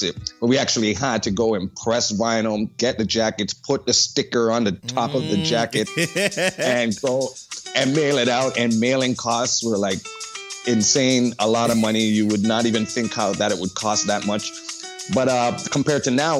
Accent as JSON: {"language": "English", "town": "Toronto", "region": "Ontario", "country": "Canada", "tie": "born or raised there", "said": "I grew up in Scarborough"}